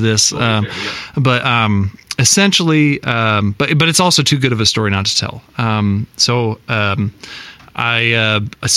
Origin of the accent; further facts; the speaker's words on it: Iowa, United States; moved away as an adult; also born or lived in New York City; I'm from Iowa